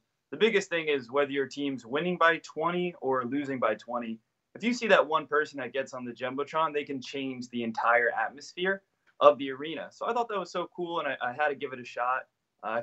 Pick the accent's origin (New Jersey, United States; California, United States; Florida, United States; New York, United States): New Jersey, United States; now in Philadelphia, United States; originally I'm from New Jersey